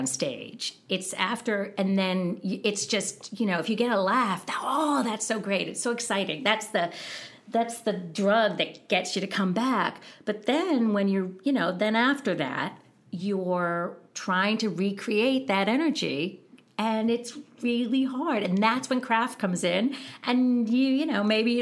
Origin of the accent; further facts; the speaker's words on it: Massachusetts, United States; moved away as an adult; also born or lived in Chicago / Los Angeles; we grew up in Massachusetts in predominantly Catholic